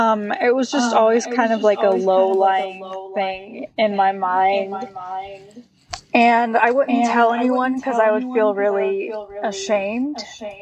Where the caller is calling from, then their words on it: Bozeman, Montana, United States; I'm in Bozeman, Montana.